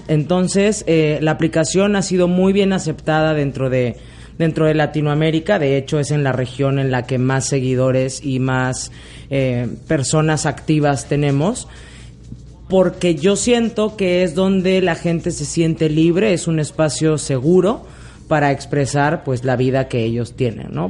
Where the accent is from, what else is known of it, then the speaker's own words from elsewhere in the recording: Mexico; also born or lived in Spain; Yo nací en España, pero me crié en México desde los 11 meses. Diríamos allá, soy más mexicana que el Chile